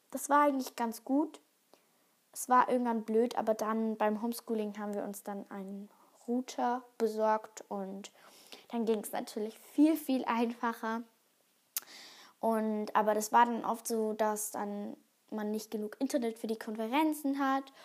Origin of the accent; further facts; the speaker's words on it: Germany; bei uns in Deutschland